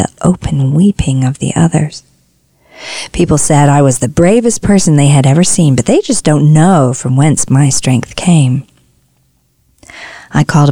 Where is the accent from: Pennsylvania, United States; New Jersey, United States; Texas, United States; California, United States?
Texas, United States; Tyler; When I was a kid, we had a pecan tree in our front yard in Tyler, Texas